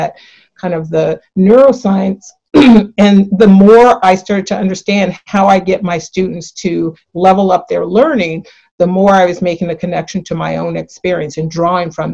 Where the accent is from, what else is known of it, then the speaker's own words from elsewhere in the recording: San Francisco, California, United States; I grew up in San Francisco, born and raised here